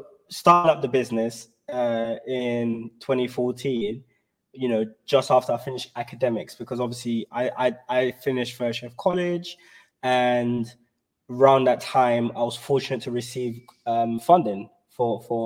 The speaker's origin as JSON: {"language": "English", "region": "London", "country": "United Kingdom", "said": "I'm from South London"}